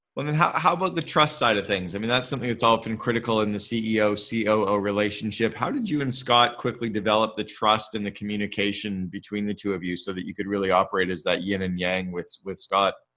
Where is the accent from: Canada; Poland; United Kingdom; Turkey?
Canada; I'm Canadian uh, and and uh, grew up with French